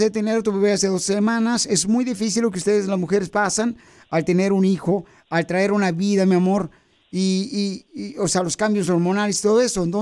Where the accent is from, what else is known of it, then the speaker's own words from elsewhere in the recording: Oaxaca, Mexico; now in Los Angeles, United States; porque aquí venimos de Oaxaca a Los Ángeles, Estados Unidos